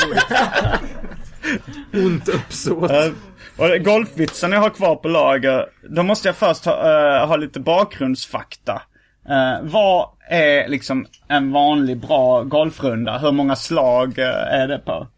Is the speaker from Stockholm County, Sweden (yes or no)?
no; Lund, Skåne, Sweden; i Lund stadspark då, där jag växte upp